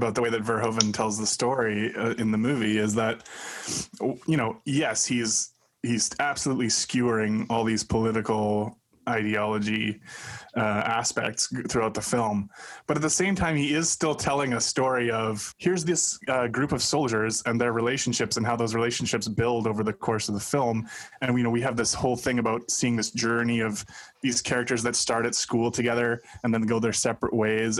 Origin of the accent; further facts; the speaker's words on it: Buenos Aires, Argentina; I'm from Buenos Aires, and I say kill them all.